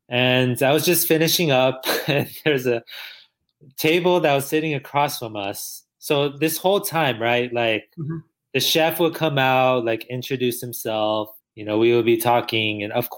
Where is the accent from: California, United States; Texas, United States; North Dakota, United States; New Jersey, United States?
Texas, United States; El Paso; You know, we're from El Paso, Texas.